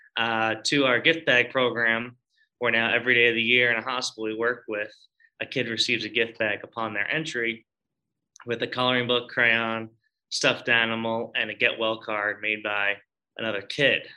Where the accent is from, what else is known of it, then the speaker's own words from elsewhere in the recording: Long Island, New York, United States; I'm originally from Long Island